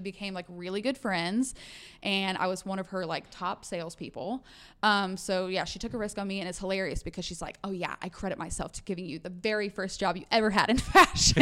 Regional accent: Arkansas, United States; also born or lived in Oklahoma / Georgia / New York; now in Texas, United States; I was raised in Arkansas

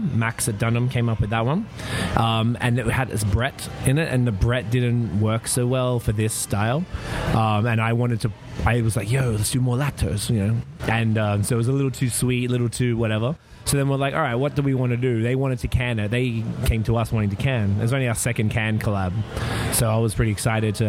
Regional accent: Melbourne, Victoria, Australia; moved away as an adult; now in Canada; I am from Melbourne, Australia, as people could probably tell. I moved to Canada in September 2010

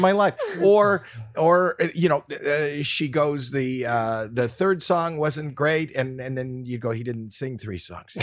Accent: Canada; now in United States; I grew up in Canada

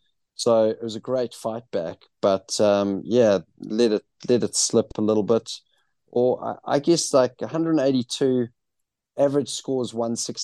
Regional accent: Johannesburg, Gauteng, South Africa; born there; I was born in Johannesburg

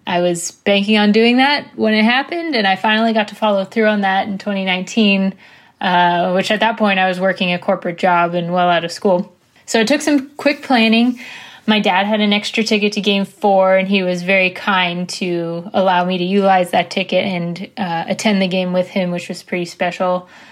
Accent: Washington, District of Columbia, United States; now in Los Angeles, United States; it was so exciting to be in my hometown

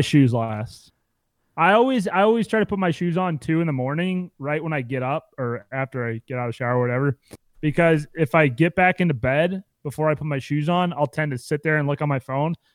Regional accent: Midwest, United States; I come from the Midwest

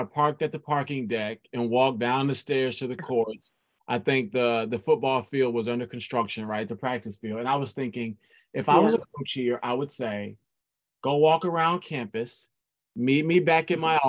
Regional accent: Midwest, United States; I'm from the Midwest

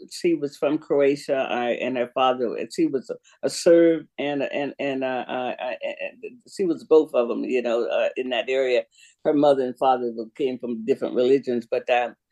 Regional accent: Sanford, Florida, United States; moved away; also born or lived in Jacksonville, Florida / West Coast, United States; Sanford. I was raised in Sanford, born in Jacksonville

